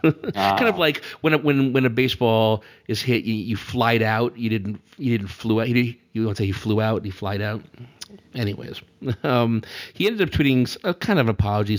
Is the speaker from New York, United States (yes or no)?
yes; New York City, New York, United States; You know, we're New Yorkers. I'm a New Yorker. You're a New Yorker.